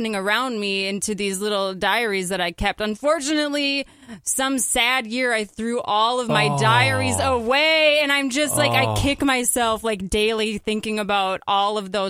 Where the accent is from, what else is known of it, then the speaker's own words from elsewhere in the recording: Edina, Minnesota, United States; also born or lived in St. Paul, Minnesota; I'm from Edina, Minnesota